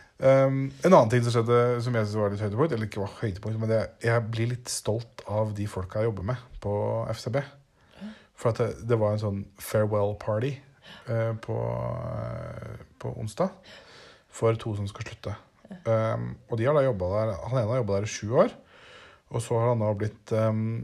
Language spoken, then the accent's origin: Norwegian; Norway; moved away; hjemme i Norge